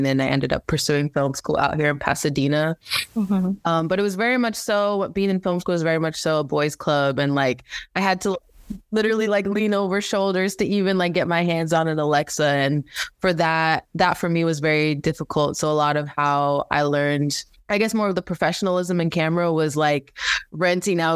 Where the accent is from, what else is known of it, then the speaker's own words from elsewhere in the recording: Belize; now in United States; a big part of my roots was growing up in the Caribbean. I'm originally from Belize. I ended up basically leaving everything, my family, and just my upbringing back home on the island to pursue a better education in America.